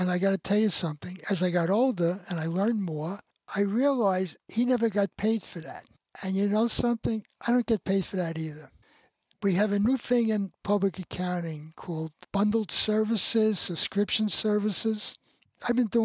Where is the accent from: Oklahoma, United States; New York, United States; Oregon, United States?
New York, United States; New York City; I grew up in the Bronx